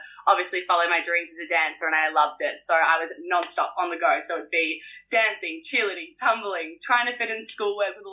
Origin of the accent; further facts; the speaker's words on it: Perth, Western Australia, Australia; also born or lived in Wellington, New Zealand; I moved to Perth, Australia when I was 11 years of age